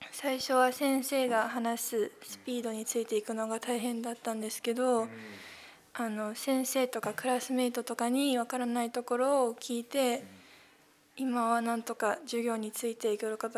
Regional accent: Guangdong, China; also born or lived in Japan / Hong Kong; 日本で生まれたんですけど、生まれてすぐに中国に引っ越して、広東省で約6年間勉強してその後香港で7年間現地校で勉強してました

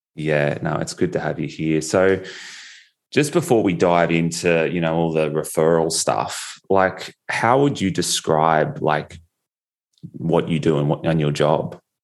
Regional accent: Australia; accent: Australian; my Australian accent

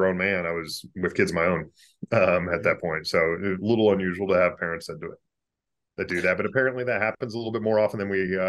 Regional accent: Boise, Idaho, United States; that's kind of where I grew up in Boise, Idaho.

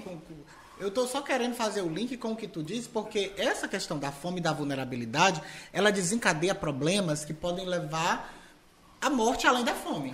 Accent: Ceará, Brazil; um típico cearense nordestino

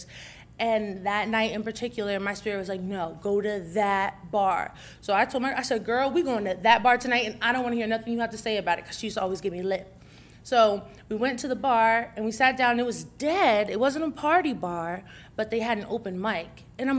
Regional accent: New Jersey, United States; I'm from Jersey, and we live by New Brunswick, which is Rutgers campus.

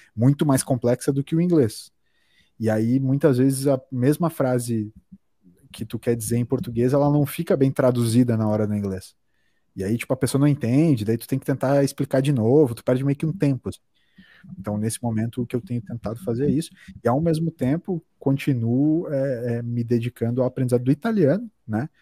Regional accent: Brazil; como brasileiro

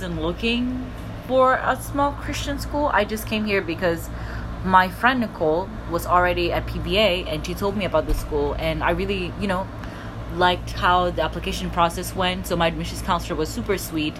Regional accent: Mozambique; first language Portuguese; English is a second language; now in United States; I'm from Mozambique and we were a Portuguese colony

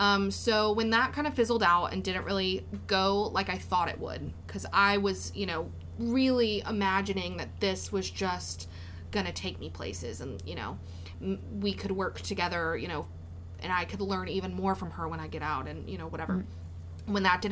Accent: Denham Springs, Louisiana, United States; I'm so from Denham Springs.

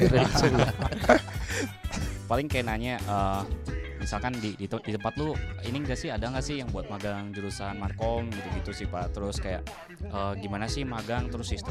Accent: Cirebon, West Java, Indonesia; saya dari Cirebon

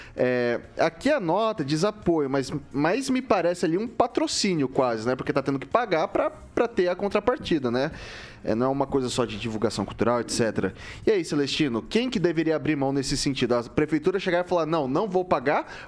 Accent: Araçatuba, São Paulo, Brazil; moved away; lá na minha terra, em Aracatuba, interior de São Paulo

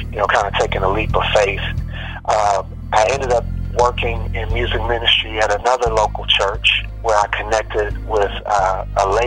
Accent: Chicago, Illinois, United States; now in Houston, United States; Chicago originally, the west side of Chicago, and I grew up in the, you know, choirs in my church.

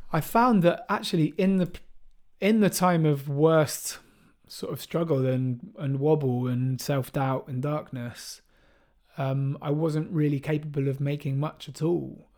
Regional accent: Bristol, South West England, United Kingdom; jungle and drum and bass music that I grew up with in Bristol

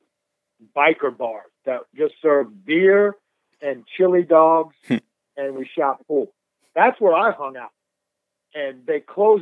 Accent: New York, United States; moved away; also born or lived in Winston-Salem, North Carolina; I'm from New York

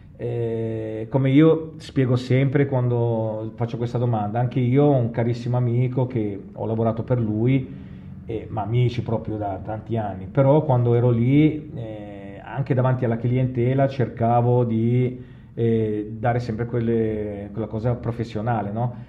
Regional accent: Genoa, Liguria, Italy; noi buon genovesi, giustamente, siamo dei risparmiatori

